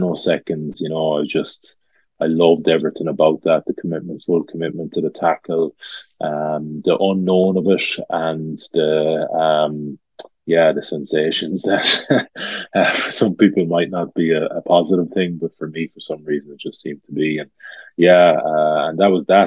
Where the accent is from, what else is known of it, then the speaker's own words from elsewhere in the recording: Galway, Connacht, Ireland; I'm from Renmore, just on the way into Galway City